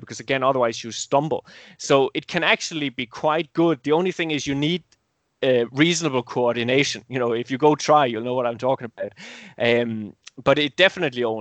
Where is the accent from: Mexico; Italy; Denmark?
Denmark; my home country, Denmark